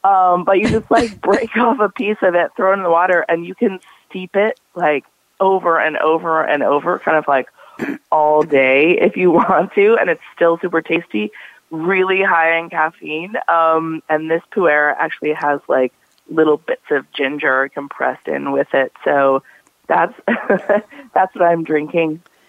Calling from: Oakland, California, United States; I am calling from Oakland, California, mm-hmm. at my home

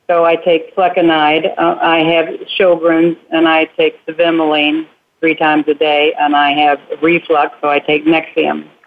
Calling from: Rockwall, Texas, United States; from Rockwall, Texas.

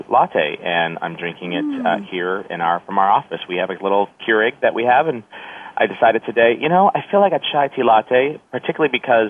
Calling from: San Francisco, California, United States; Well, I'm calling from our PGI regional office here in San Francisco, California

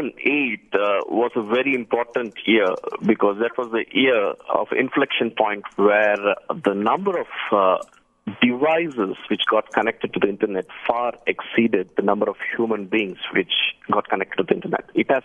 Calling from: Bangalore, Karnataka, India; I'm calling from Bangalore, India.

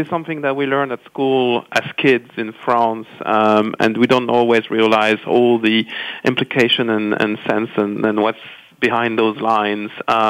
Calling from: London, United Kingdom; Calling from sunny, getting rainy now, London.

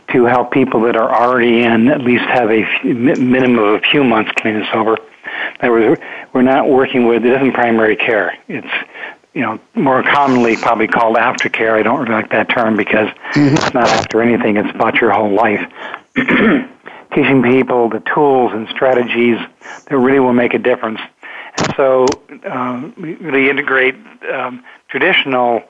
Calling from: Lafayette, California, United States; I'm calling from Lafayette, California, where I live

